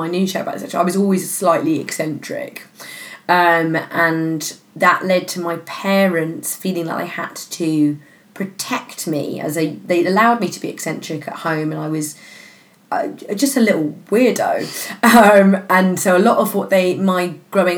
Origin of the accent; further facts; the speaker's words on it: London, United Kingdom; I grew up in Tuffle Park, which is, you know, very, you know, raw these days, but when growing up it was basically Kentish Town